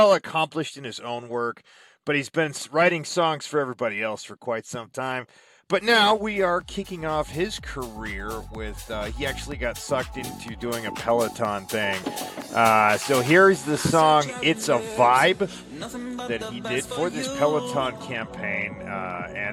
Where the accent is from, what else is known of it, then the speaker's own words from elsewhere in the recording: Scotland, United Kingdom; I'm Scottish